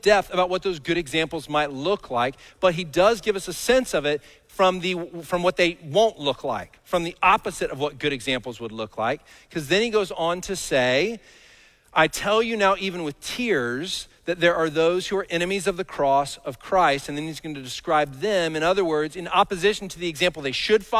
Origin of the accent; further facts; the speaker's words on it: Dallas, Texas, United States; I grew up in Dallas.